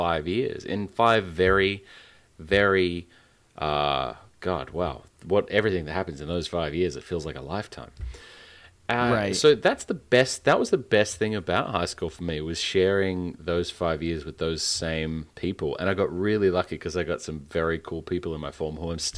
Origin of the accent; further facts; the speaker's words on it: Western Australia, Australia; my home state